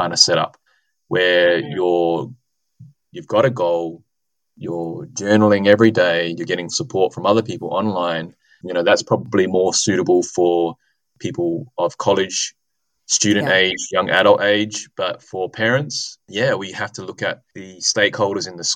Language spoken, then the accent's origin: English; Adelaide, South Australia, Australia; my hometown, so University of Adelaide and Flinders